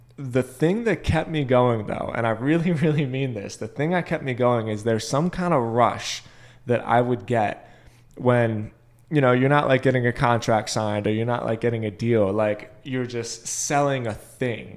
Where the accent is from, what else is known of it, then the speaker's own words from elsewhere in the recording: Boca Raton, Florida, United States; moved away; I came from Boca